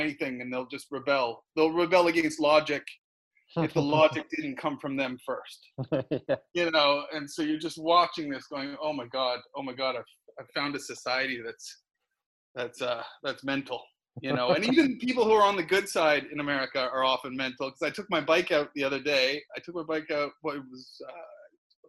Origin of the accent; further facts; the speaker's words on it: Nova Scotia, Canada; also born or lived in United Kingdom; now in Los Angeles, United States; I'm from Nova Scotia in eastern Canada.